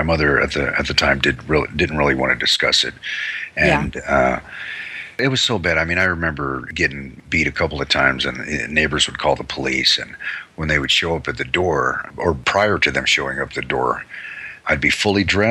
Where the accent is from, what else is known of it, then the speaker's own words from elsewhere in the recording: Long Beach, California, United States; also born or lived in Hailey, Idaho / New York; I grew up in Long Beach primarily.